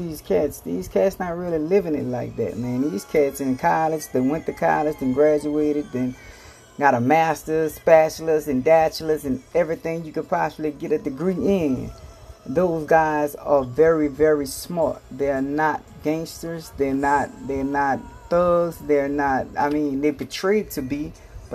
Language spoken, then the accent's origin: English; New Orleans, Louisiana, United States; I come from New Orleans, Louisiana